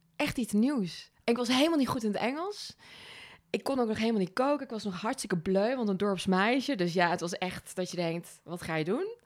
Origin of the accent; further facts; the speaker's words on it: Overasselt, Gelderland, Netherlands; moved away as an adult; also born or lived in Australia / Amsterdam; now in Nijmegen, Netherlands; ik kom uit een dorpje in de buurt vandaan